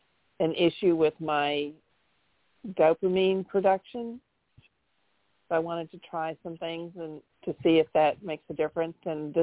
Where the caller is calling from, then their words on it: Houston, Texas, United States; I'm calling from Houston, Texas.